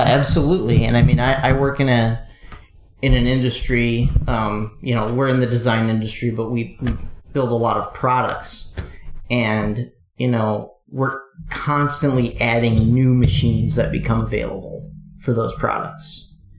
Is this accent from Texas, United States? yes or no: no; eastern Wisconsin, United States; I I grew up in Wisconsin, eastern Wisconsin, kind of a a medium-sized city